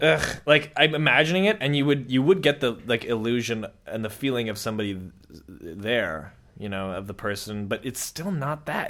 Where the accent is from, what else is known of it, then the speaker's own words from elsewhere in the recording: Vancouver, British Columbia, Canada; I'm from Vancouver. I'm sort of from Vancouver, too.